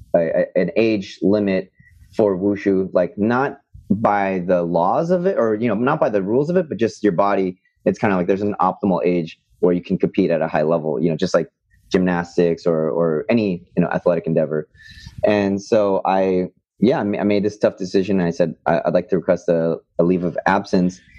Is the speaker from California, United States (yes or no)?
yes; Bay Area, California, United States; I grew up in the Bay Area in California